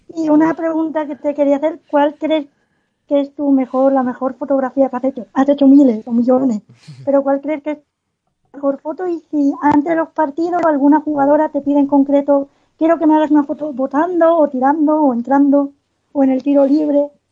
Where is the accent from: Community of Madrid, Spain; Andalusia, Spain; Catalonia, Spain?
Andalusia, Spain; Cádiz; now in Germany; yo soy de Cádiz, entonces aquí hay poco baloncesto profesional y ahora vivo en Alemania